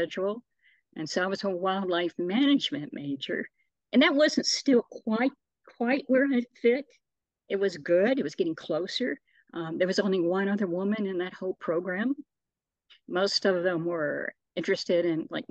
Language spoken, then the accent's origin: English; Shelbyville, Kentucky, United States; I grew up in the small town of Shelbyville, Kentucky